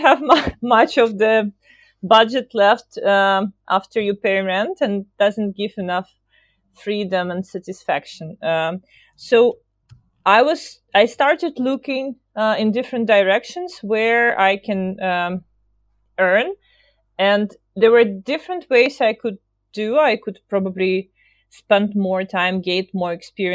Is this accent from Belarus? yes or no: yes; Belarus; moved away; I'm from Eastern Europe, from Belarus. So I started my career in Minsk